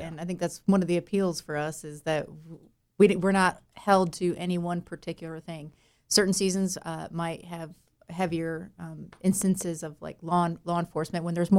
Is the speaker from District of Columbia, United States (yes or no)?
no; Chicago, Illinois, United States; accent: Chicago; now in North Carolina, United States; No, I'm from Chicago, which is the only time you'll hear that accent anymore is when I have to say Chicago. Otherwise, I apparently sound North Carolinian, which is a good thing.